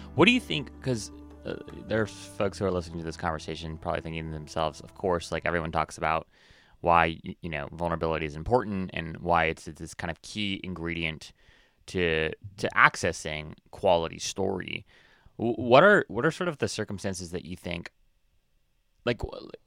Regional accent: Hawaii, United States; I was born and raised in Hawaii

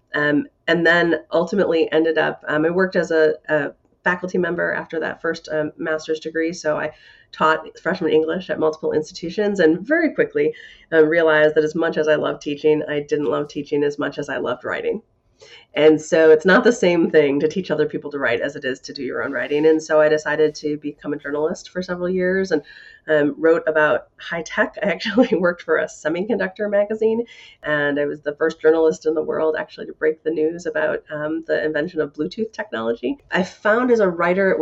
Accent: Grayslake, Illinois, United States; I grew up in Grays Lake, Illinois

